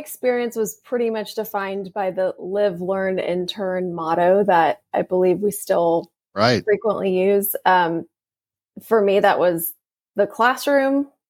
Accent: Fort Worth, Texas, United States; Fort Worth.

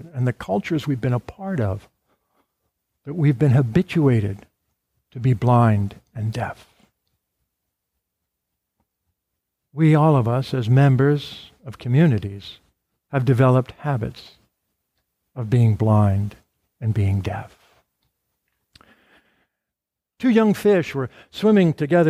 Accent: Arlington, Virginia, United States; I grew up here in Arlington

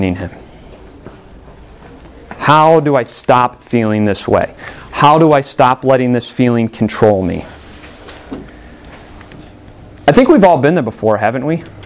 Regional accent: Illinois, United States; born or raised there

